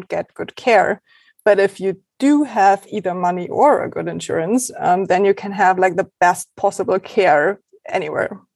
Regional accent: Germany; first language German; English is a second language

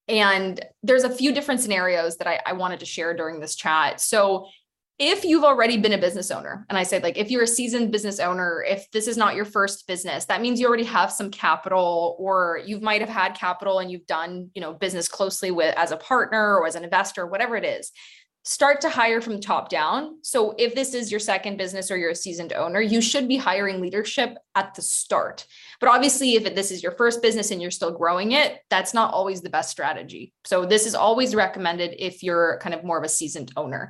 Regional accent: Boston, Massachusetts, United States; also born or lived in Ukraine; now in Barcelona, Spain; I am originally from Ukraine, but I'm based in Barcelona and I grew up in the US. I grew up in Boston

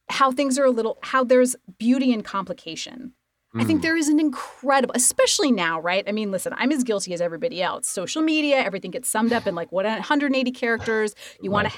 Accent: Idaho, United States; moved away; I grew up in Idaho

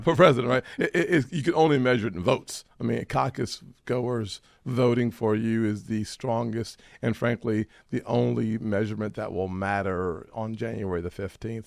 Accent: South Carolina, United States; I'm from South Carolina

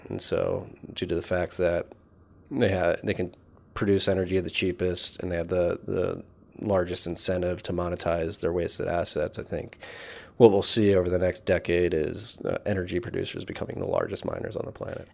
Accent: Philadelphia, Pennsylvania, United States; grew up in Philadelphia

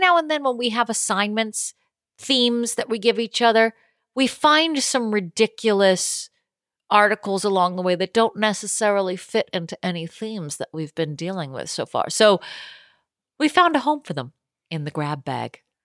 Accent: Boston, Massachusetts, United States; moved away; I'm from Boston

